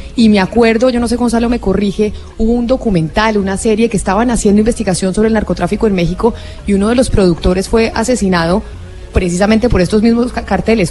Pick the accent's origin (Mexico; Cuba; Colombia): Colombia; aquí nosotros en Colombia.